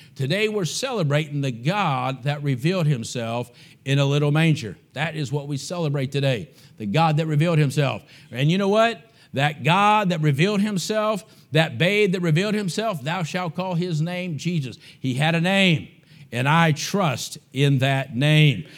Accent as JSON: {"language": "English", "country": "United States", "said": "I'm an American."}